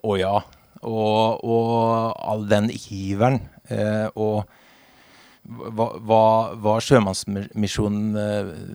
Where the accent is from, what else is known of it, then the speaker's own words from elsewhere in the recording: Halden, Østfold, Norway; moved away as an adult; now in Vinje, Norway; Egentlig fra, egentlig fra Halden